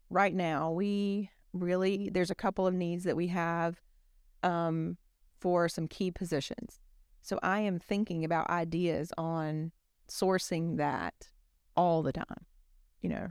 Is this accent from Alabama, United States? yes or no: yes; South Alabama, United States; I'm from South Alabama